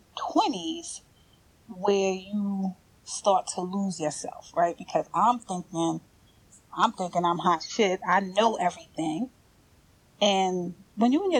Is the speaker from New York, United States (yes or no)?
yes; New York City, New York, United States; moved away; I'm from New York. I'm from Brooklyn.